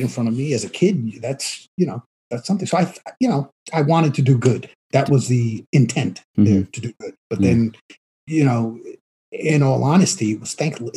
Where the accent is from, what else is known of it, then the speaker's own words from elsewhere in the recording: New York City, New York, United States; also born or lived in Queens, New York / Long Island; I grew up in the South Bronx